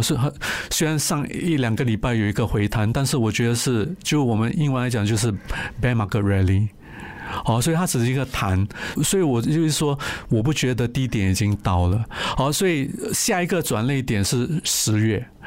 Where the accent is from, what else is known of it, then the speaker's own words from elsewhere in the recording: Singapore; 我是新加坡人，我就会去买新加坡的银行啊、D B S、O C B C、U O B